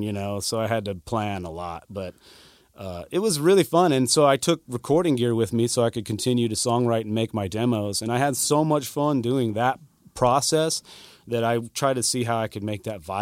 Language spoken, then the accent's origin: English; Idaho, United States; moved away; also born or lived in Nashville; I'm from the West originally, you know, from Idaho.